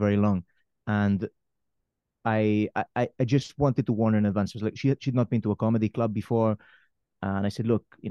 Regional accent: Spain; moved away; also born or lived in Wales; growing up in Spain

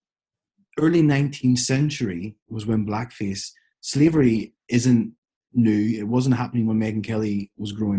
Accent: Ireland

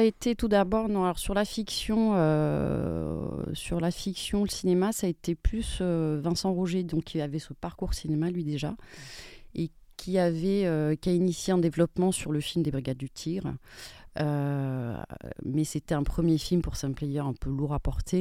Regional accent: Spain; je suis espagnole

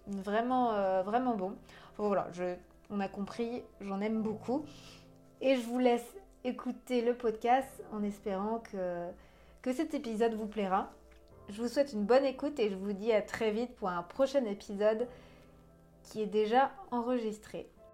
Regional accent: Breton, Brittany, France; je suis bretonne aussi

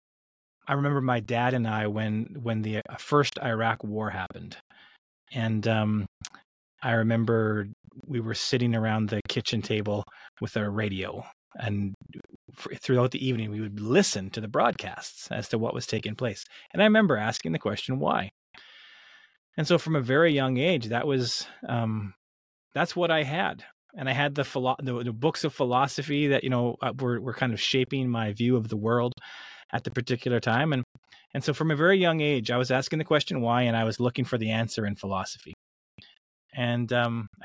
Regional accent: British Columbia, Canada; I grew up in British Columbia, Canada

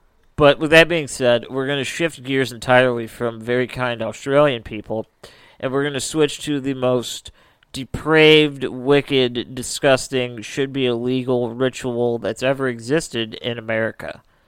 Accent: Midwest, United States; that's our Midwestern opinion.

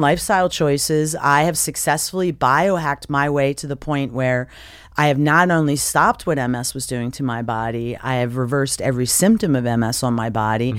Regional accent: Philadelphia, Pennsylvania, United States; I'm from Philadelphia. I'm 100% Italian, and I'm Taurus the bull

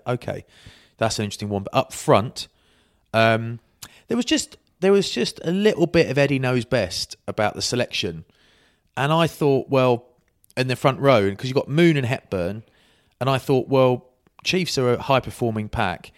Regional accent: England, United Kingdom; I'm English

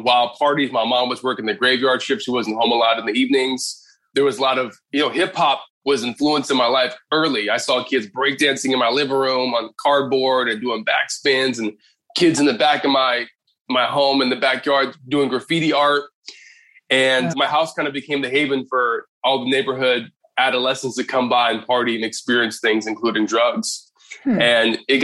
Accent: Inglewood, California, United States; I was born in Inglewood, California

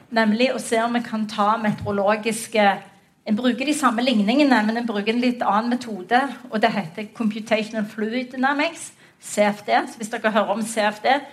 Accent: Western Norway, Norway; vi er vestlendinger

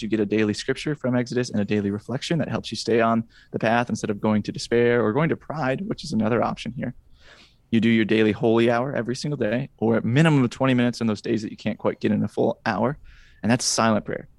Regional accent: Wisconsin, United States; now in Indiana, United States; I'm from Wisconsin originally

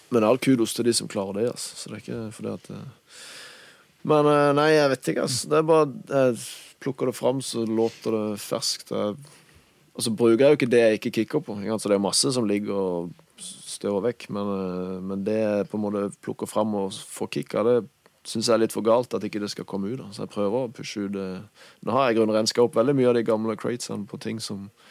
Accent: Kristiansand, Agder, Norway; accent: Kristiansand dialect; first language Norwegian; Det er jo morsmålet mitt. Og kristiansandsdialekter syns jeg funker bra til rapp

